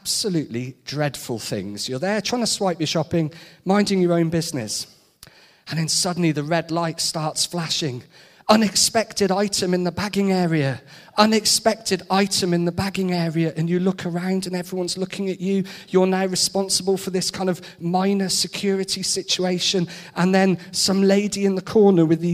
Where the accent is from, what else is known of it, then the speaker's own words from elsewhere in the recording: Shrewsbury, West Midlands, United Kingdom; also born or lived in Birmingham / Nottingham; Growing up in Shrewsbury, going away to study, Birmingham and then Nottingham, then back to Shrewsbury